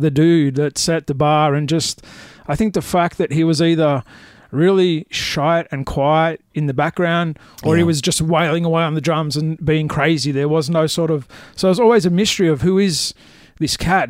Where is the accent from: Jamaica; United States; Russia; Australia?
Australia; Melbourne, Victoria; Melbourne, Melbourne boy, my entire life.